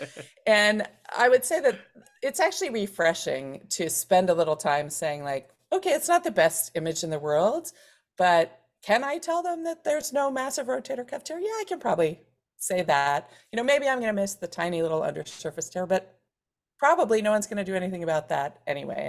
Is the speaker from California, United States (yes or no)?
no; Philadelphia, Pennsylvania, United States; I grew up in Center City, Philadelphia, in a family of lawyers